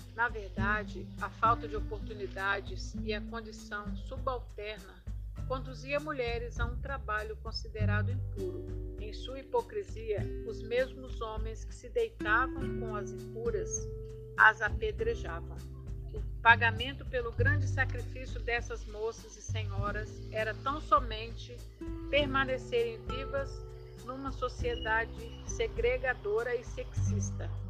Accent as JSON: {"language": "Portuguese", "town": "Alfredo Chaves", "region": "Espírito Santo", "country": "Brazil", "tie": "born or raised there", "moved": "as an adult", "lives_now": "Guarapari, Brazil", "said": "Sou natural de Alfredo Chaves, num lugar chamado Caco de Pote"}